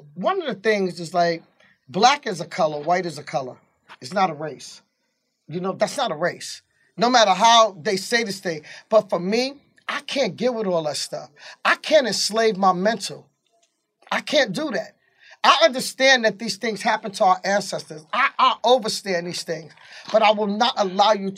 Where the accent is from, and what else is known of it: New York City, New York, United States; born or raised there; moved away as an adult; now in Georgia, United States